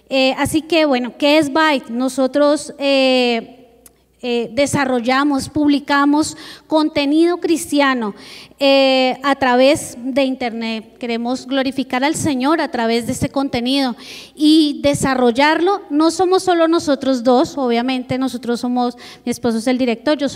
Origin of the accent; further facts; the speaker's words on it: Bogotá, Colombia; junto con mi esposo somos de Colombia, venimos de Bogotá, la capital.